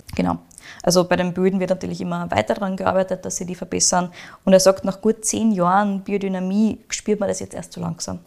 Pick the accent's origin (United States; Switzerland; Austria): Austria; bei uns in Österreich